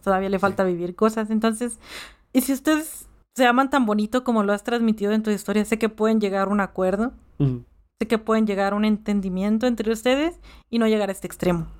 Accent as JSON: {"language": "Spanish", "country": "Mexico", "tie": "born or raised there", "said": "yo nací aquí en México"}